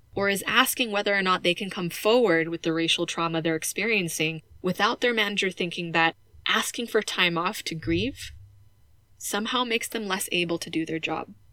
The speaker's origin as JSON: {"language": "English", "region": "California", "country": "United States", "tie": "born or raised there", "moved": "yes", "said": "the house they raised me in back in my home state of California"}